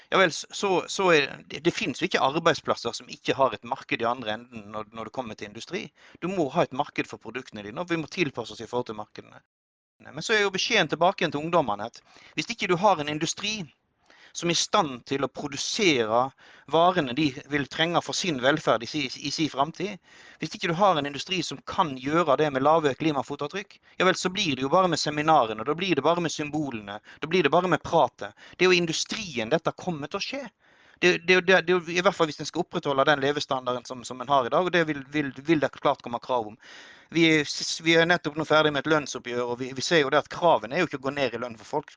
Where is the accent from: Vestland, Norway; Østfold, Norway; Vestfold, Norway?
Vestland, Norway; Odda; jeg vokste opp inn i Hardanger, Odda